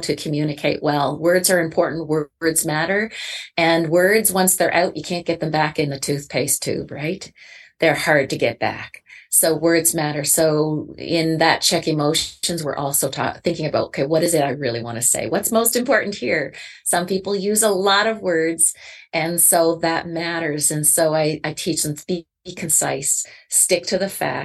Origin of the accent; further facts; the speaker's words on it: Canada; I'm Canadian too